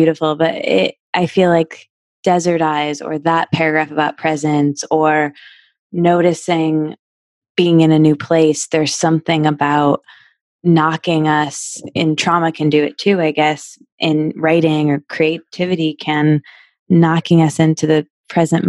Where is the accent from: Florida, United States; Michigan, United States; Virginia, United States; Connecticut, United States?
Michigan, United States; moved away as an adult; now in California, United States; I'm from the Midwest. I'm from Michigan